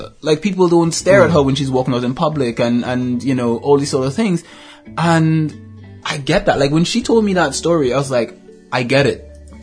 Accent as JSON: {"language": "English", "country": "Trinidad & Tobago", "tie": "born or raised there", "moved": "yes", "said": "I grew up in Trinidad and Tobago"}